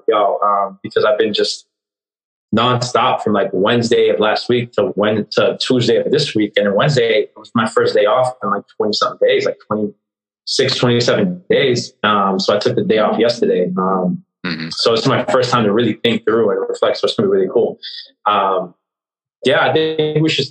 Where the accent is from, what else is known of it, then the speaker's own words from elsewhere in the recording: Boston, Massachusetts, United States; born and raised in Boston